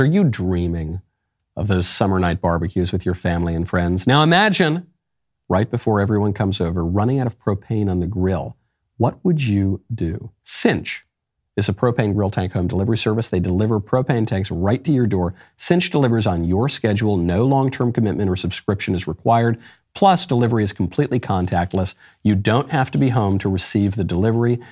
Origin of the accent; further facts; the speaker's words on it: New York, United States; I grew up in a pretty nice suburb in New York.